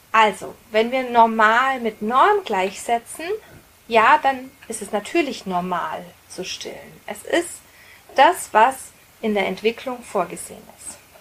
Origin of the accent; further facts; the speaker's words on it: Roth, Bavaria, Germany; Ich bin in der Stadt aufgewachsen, in einem kleinen Städtchen in Bayern, in Rot